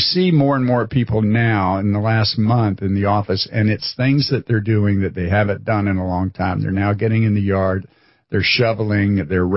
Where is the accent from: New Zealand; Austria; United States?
United States; Florida; moved away as an adult; also born or lived in Chicago; I was a Florida boy that thought it'd be interesting to go to Chicago